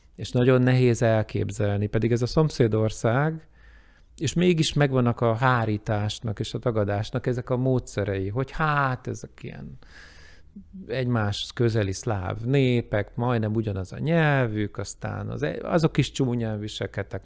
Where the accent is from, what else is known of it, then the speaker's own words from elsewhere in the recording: Hungary; én magyarként